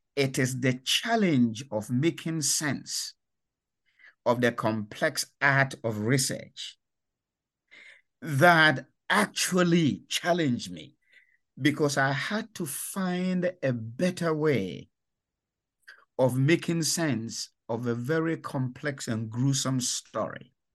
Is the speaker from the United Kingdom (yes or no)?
no; Ghana; moved away as an adult; I come from Ghana. uh, in West Africa, and that was where I was born, raised, and educated